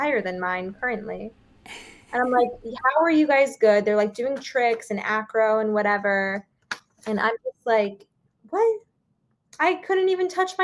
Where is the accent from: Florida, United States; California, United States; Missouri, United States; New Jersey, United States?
New Jersey, United States; Midland Park; I grew up in New Jersey, so I went to Miss Patty's School of Dance in Midland Park, New Jersey